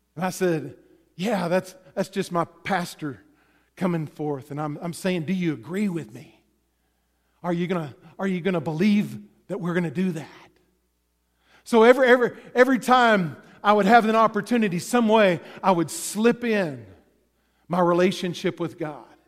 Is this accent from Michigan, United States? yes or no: no; Texas, United States; I grew up in Texas